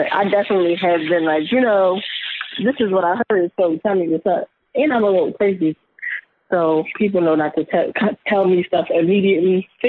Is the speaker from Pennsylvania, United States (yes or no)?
yes; Philadelphia, Pennsylvania, United States; Listen, I'm from Philly, so we get right to it.